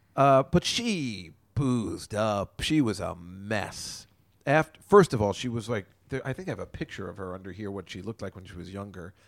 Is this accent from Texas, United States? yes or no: no; New Jersey, United States; if you're a young boy growing up in Jersey